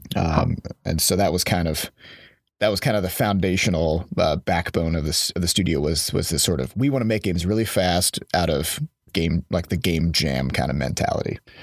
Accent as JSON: {"language": "English", "region": "Iowa", "country": "United States", "moved": "yes", "lives_now": "St. Louis, United States", "said": "I'm from Iowa, and there's just no games industry to speak of there"}